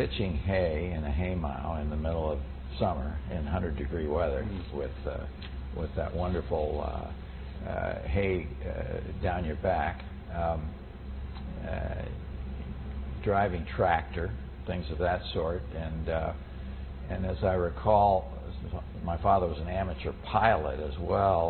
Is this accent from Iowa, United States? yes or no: yes; Cedar Falls, Iowa, United States; moved away as an adult; I was born in 1933 in Cedar Falls, Iowa, a town near where I grew up on a farm